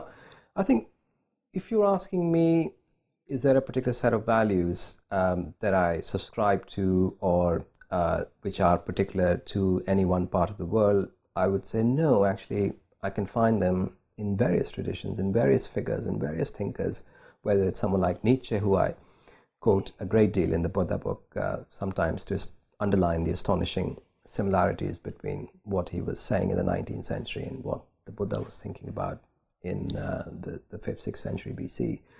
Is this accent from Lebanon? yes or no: no; India; And that's really been the experience for me of living in India, of growing up in India